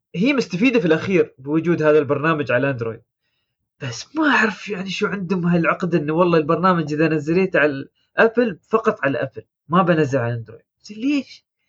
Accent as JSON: {"language": "Arabic", "country": "United Arab Emirates", "said": "عندنا في الامارات"}